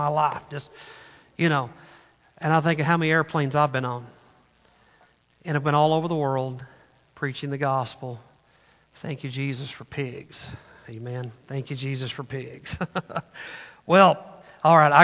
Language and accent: English; Arkansas, United States; moved away; I grew up in Arkansas